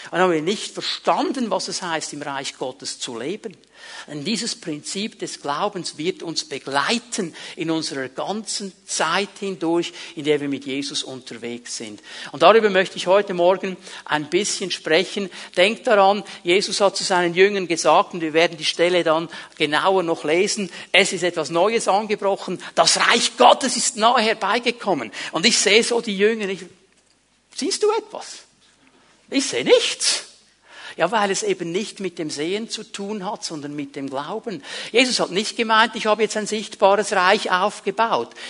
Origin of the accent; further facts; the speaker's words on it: Switzerland; Und dann stehst du da so als Schweizer und denkst, also Jungs, wenn man das ein bisschen ordnen würde, zuerst die Leute raus und dann die anderen rein, dann würde das viel schneller funktionieren.